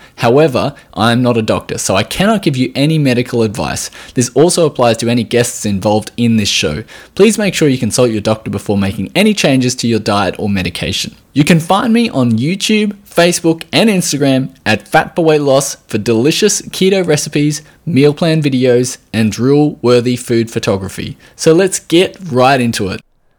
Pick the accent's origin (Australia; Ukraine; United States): Australia; Firstly, I am from Australia, if you hadn't already guessed from the accent